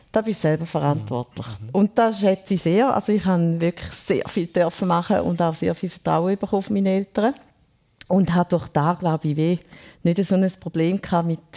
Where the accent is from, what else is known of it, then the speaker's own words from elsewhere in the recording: Thurgau, Switzerland; Ja, ich bin in einem Dorf in Thurgau aufgewachsen. Dazu mal, glaube ich, 900 Einwohner irgendwie.